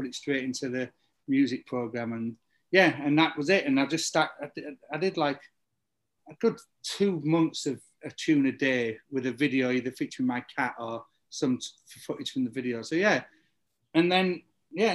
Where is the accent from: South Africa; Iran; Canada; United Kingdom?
United Kingdom; the north of England; moved away; when you were growing up in England in the early 90s, everybody learned to beat mix. Nobody played a guitar in 1992 in the north of England.